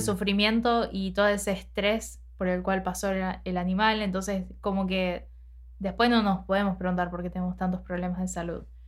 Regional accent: Argentina; nosotros obviamente nacimos y nos criamos en Argentina

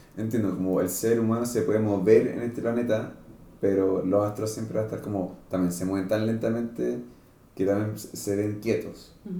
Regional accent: Santiago, Santiago Metropolitan Region, Chile; yo nací acá en Santiago

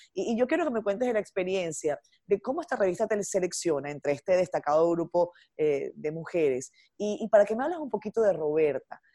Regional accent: Venezuela; moved away as an adult; also born or lived in Dominican Republic; now in Santo Domingo, Dominican Republic; yo soy inmigrante, yo salí de Venezuela hace 10 años.

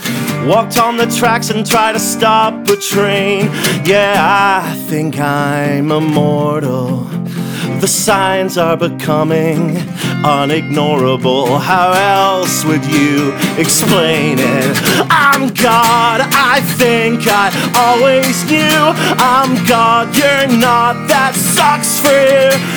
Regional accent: Scotland, United Kingdom; and I'm Scottish, so prepare for some cold weather over there.

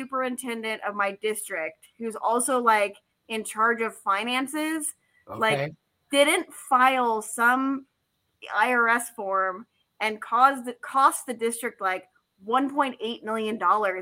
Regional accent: California, United States; now in Washington, United States; I'm from California

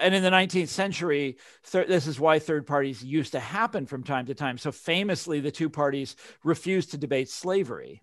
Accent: Mission Hills, Kansas, United States; I grew up in Mission Hills

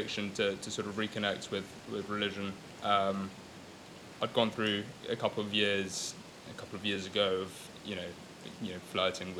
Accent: London, United Kingdom; first language Gujarati; English is a second language; growing up in London.

